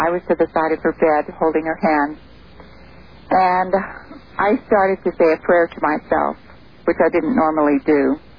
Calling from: Truckee, California, United States; I'm calling from Truckee, California.

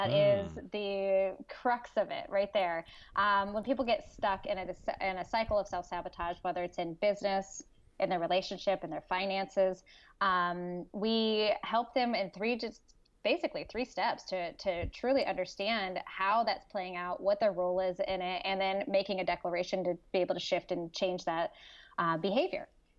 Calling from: California, United States; Northern California. So just north of Sacramento, a little bit in between what I say Sacramento and Lake Tahoe.

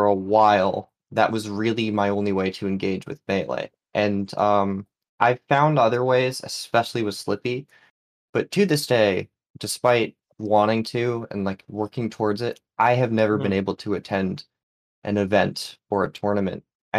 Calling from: New England, United States; Hello. Calling in from New England.

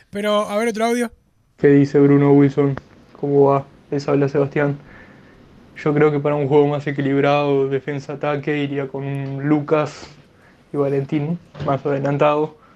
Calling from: Minas, Lavalleja, Uruguay; Bueno, buenas tardes … de Minas.

